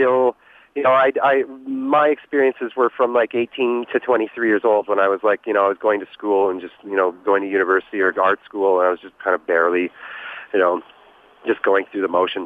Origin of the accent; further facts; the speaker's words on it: Regina, Saskatchewan, Canada; I grew up in Regina